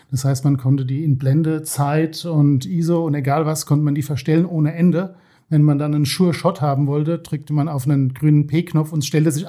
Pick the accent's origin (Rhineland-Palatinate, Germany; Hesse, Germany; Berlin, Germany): Rhineland-Palatinate, Germany; Worms; born there; now in Osthofen, Germany; Ich bin gebürtig aus Worms, genau, wohne jetzt äh, seit uh, fast 20 Jahren in Osthofen.